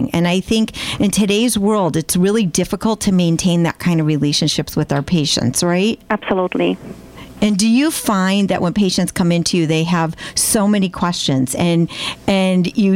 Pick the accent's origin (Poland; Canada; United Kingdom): Poland; accent: Polish; English is a second language; moved away as an adult; now in United States; originally, I'm from Poland. I You're came here about 14 years ago. So hence the accent is Polish